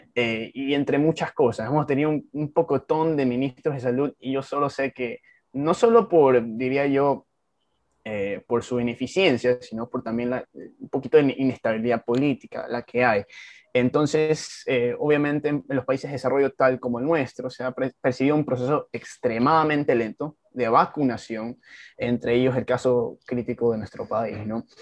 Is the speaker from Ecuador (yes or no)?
yes; Ecuador; un joven como yo, ecuatoriano